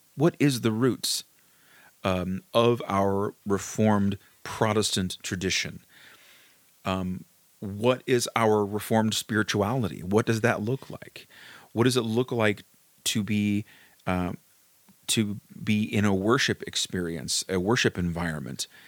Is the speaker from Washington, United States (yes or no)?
no; Kentucky, United States; I grew up in Kentucky, um, in, in a small town in Kentucky